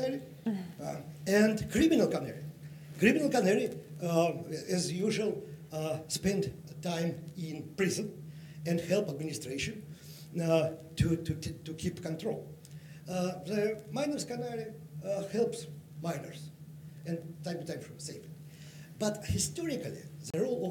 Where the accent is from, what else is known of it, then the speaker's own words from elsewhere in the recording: Russia; I'm from Russia.